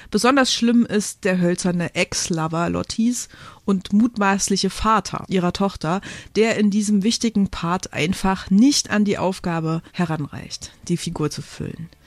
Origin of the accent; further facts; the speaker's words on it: Thuringia, Germany; Oder sächsische Schauspieler versuchen sich als Thüringer, was ich dann als Einheimische nur schwer erträglich finde.